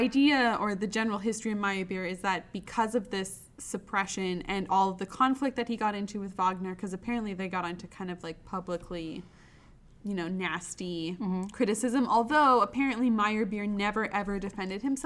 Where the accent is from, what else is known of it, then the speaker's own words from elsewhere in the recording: Canada; I grew up in Canada